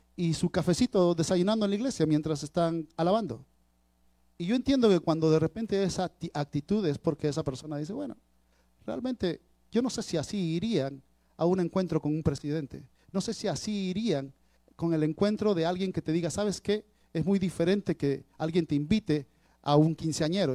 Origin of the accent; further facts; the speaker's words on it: Peru; ustedes saben que soy peruano